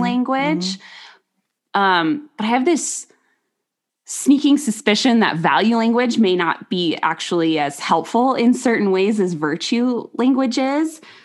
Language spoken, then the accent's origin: English; United States; just being an American